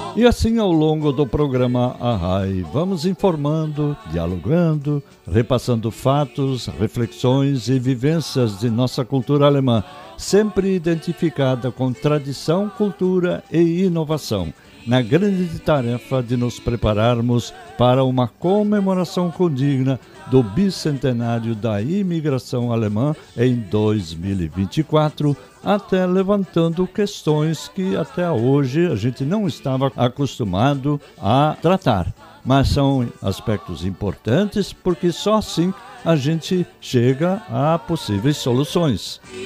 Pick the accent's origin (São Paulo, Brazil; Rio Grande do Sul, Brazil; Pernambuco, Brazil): Rio Grande do Sul, Brazil; Linha Bonita; era lá na minha infância em Linha Bonita, Tesoura Chapada, Rio Grande do Sul